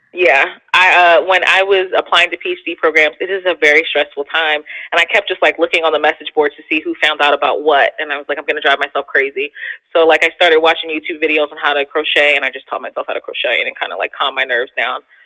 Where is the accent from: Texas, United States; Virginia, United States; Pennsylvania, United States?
Pennsylvania, United States; Philadelphia; I'm a city girl, so like, because I'm from Philly